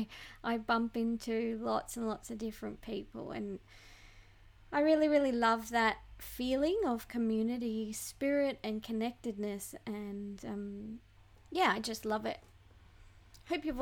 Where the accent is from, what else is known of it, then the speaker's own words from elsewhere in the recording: Bellingen, New South Wales, Australia; I grew up in a little town of 2,500 people in New South Wales, Australia, called Bellingen